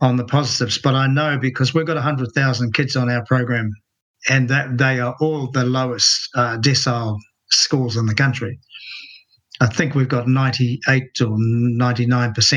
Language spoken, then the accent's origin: English; Rotorua, Bay of Plenty, New Zealand; my hometown of Rotorua